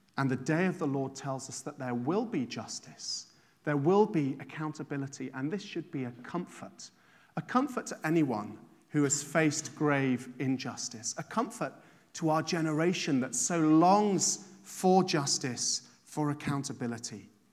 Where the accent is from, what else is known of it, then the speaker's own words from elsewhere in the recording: England, United Kingdom; moved away as an adult; now in Ireland; I didn't grow up here. I grew up in England